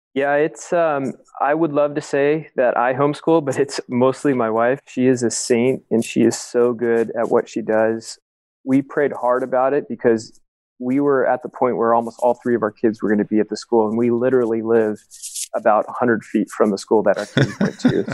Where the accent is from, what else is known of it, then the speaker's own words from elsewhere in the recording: Huntington Beach, California, United States; I grew up in Huntington Beach